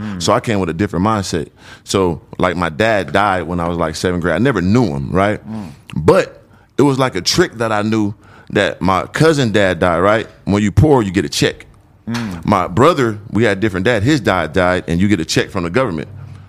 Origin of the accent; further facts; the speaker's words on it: San Diego, California, United States; moved away; also born or lived in Phoenix, Arizona; originally I was born and raised in Southeast San Diego.